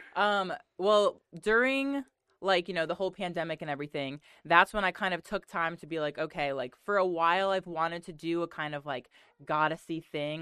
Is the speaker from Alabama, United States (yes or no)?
no; Connecticut, United States; moved away as an adult; also born or lived in Kentucky; I'm from Connecticut